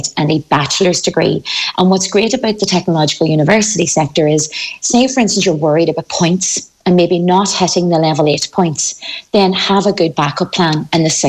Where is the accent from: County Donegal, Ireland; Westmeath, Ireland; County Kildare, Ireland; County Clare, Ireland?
County Donegal, Ireland; You know from my own accent that I'm not from Galway. I'm originally from the Donegal